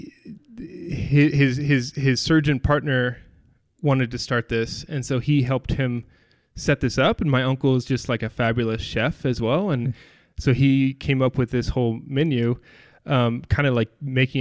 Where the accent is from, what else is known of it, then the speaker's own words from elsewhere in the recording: Kansas, United States; I grew up in Kansas